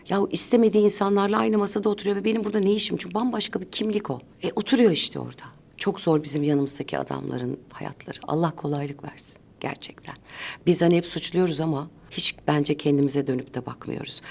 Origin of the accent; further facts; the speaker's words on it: Ankara, Turkey; Ben çocukluğumu o anneannemle, dedemle, babamla, annemle geçirdiğim yılları ailece biz her cuma ailece Kurtuluş Parkı'na giderdik